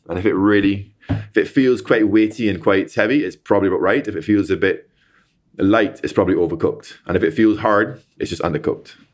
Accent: Barbados; moved away; I'm from Barbados, you know, born and raised

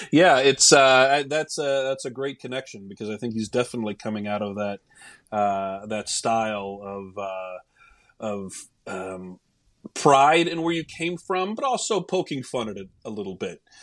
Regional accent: Oklahoma, United States; I'm from Oklahoma

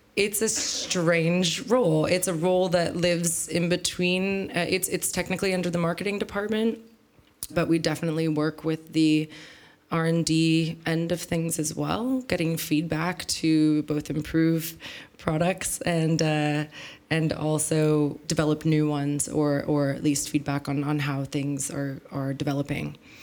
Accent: San Francisco, California, United States; moved away as an adult; now in Berlin, Germany; I grew up in San Francisco

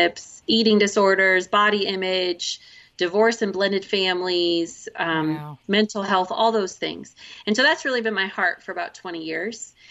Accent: Oregon, United States; we are from Oregon

